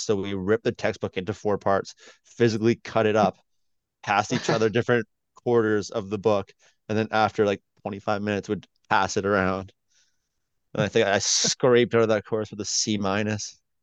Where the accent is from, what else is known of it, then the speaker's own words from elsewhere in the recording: Canada; as a Canadian